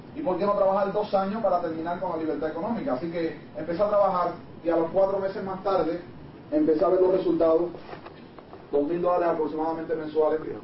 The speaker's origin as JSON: {"language": "Spanish", "country": "Puerto Rico", "said": "Me encontraba en mi país"}